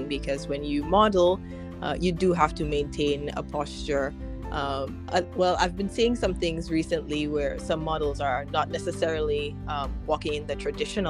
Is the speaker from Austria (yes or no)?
no; Dominica; moved away as an adult; also born or lived in Arkansas, United States; I grew up in Dominica